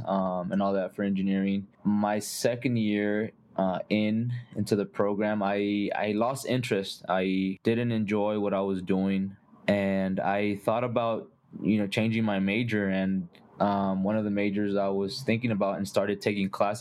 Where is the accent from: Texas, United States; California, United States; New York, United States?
California, United States; Costa Mesa; moved away as an adult; now in Colorado Springs, United States; I grew up in Orange County, California, in Costa Mesa